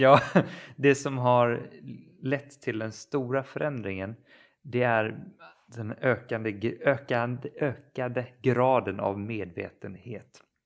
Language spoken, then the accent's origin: Swedish; Kalmar County, Sweden; moved away; jag befinner mig faktiskt hemma på Öland och jag är också hos mina föräldrar